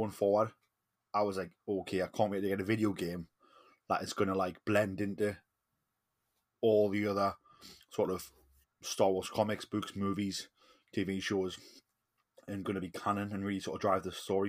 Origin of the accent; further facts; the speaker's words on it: Geordie, North East England, United Kingdom; I am the …